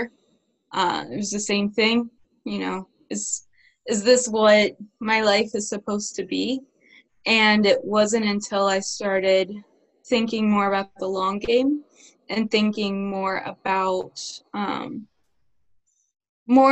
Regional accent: Ohio, United States; Growing up in Ohio

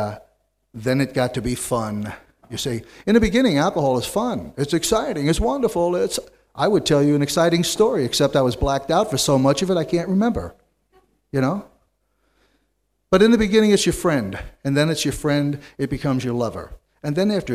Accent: New York City, New York, United States; I was born and reared in New York City

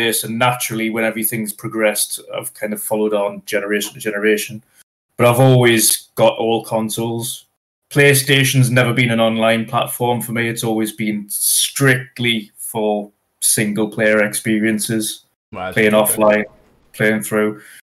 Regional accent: North East England, United Kingdom; accent: Geordie; I am from the Northeast.

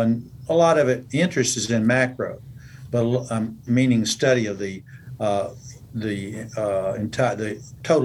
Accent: Georgia, United States; moved away as an adult; also born or lived in South Florida / Minnesota / Omaha, Nebraska; I grew up in Georgia, my first 18 years

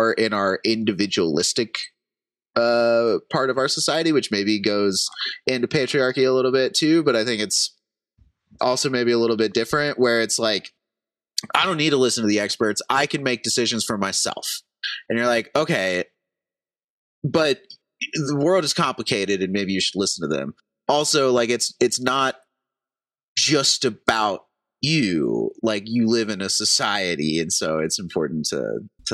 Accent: United States; as an American

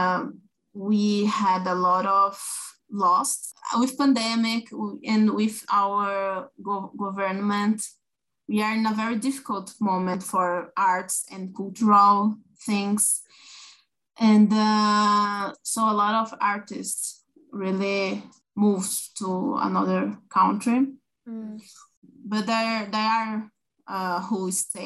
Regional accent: São Paulo countryside, Brazil; now in São Paulo, Brazil; I was born in Sao Paulo, but I lived in the countryside for a long time

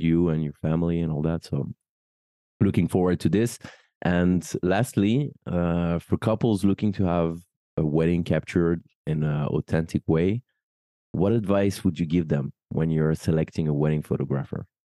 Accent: Paris, Île-de-France, France; also born or lived in United Kingdom; I'm French. I'm, I'm born and raised in Paris

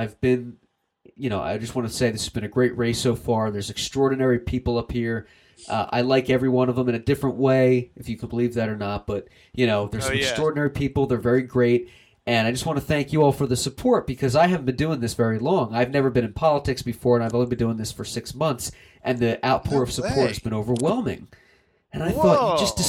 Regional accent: Doylestown, Pennsylvania, United States; I'm from Doylestown, Pennsylvania

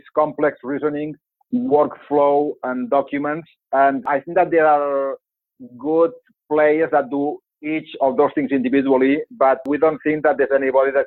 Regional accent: Barcelona, Catalonia, Spain; English is a second language; moved away as an adult; also born or lived in London, United Kingdom / Bay Area, United States; now in United States; as you can gather from my accent, I'm not from here. So born and raised in Barcelona

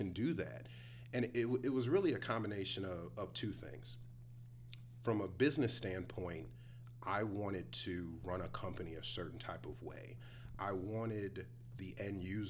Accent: Cleveland, Ohio, United States; now in Texas, United States; I'm originally from Cleveland, so I'm a city boy

